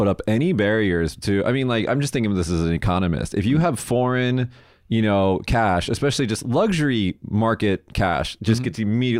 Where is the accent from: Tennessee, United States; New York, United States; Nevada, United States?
Nevada, United States; Las Vegas; moved away as an adult; now in Japan; I'm from Vegas.